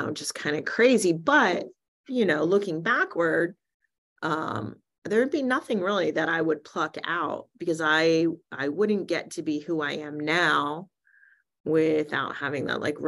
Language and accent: English; New Jersey, United States; I was born in New Jersey in 1968 to two really amazing parents